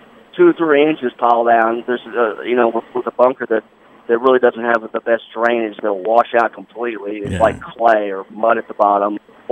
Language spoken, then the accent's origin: English; Providence, Kentucky, United States; You know, I grew up, to be honest, I grew up in Providence, Kentucky, which is about 3 hours